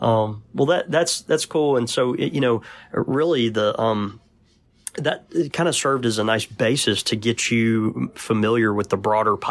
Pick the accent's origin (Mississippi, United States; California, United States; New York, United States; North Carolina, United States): Mississippi, United States; from Mississippi, so my verbiage is not great anyway, but go ahead.